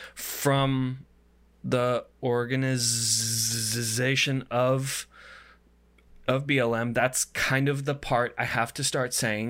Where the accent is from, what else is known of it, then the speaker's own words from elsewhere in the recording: United States; as an American